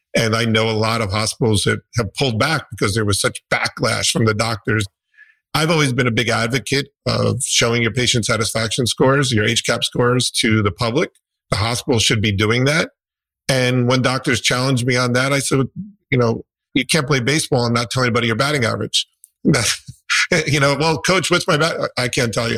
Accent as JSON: {"language": "English", "region": "New Jersey", "country": "United States", "said": "I'm from New Jersey."}